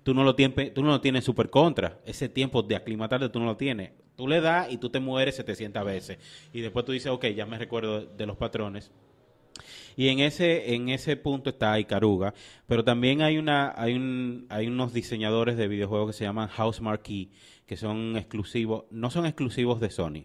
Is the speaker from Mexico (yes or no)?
no; Dominican Republic; nosotros como dominicanos